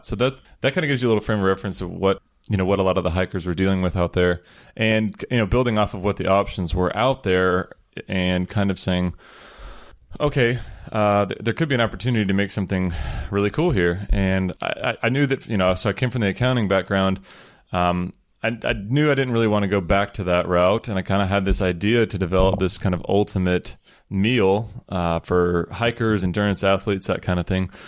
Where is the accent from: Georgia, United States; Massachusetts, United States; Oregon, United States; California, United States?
Georgia, United States; Peachtree City; moved away as an adult; now in Chiang Mai, Thailand; I grew up in Peachtree City, Georgia.